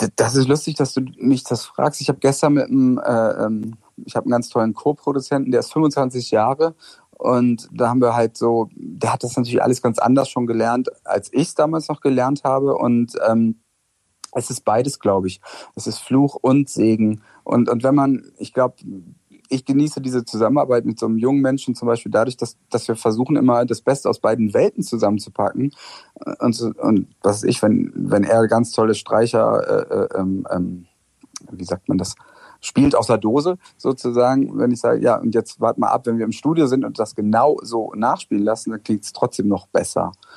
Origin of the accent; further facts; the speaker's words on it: West Germany, Germany; moved away as an adult; also born or lived in Friedrichshain, East Berlin; für mich als Wessi